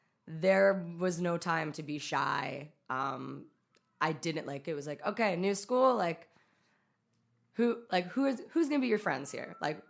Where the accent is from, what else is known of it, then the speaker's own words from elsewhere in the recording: California, United States; also born or lived in Utah; So it's like, I was born in Southern California. He worked at a station there. Then, like, at a certain point, we moved to Utah. Then we moved back to California to, like, the Bay Area